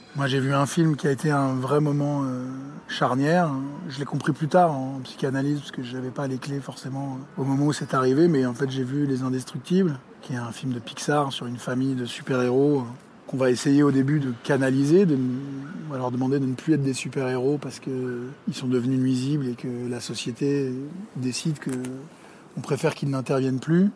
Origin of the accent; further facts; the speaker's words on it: Paris, Île-de-France, France; j'ai grandi euh, à Paris, et en particulier dans ce quartier, au 5e